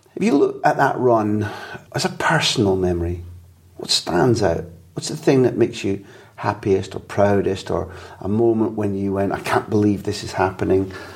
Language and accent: English; Scotland, United Kingdom; moved away as an adult; also born or lived in London / Barcelona; as a Scot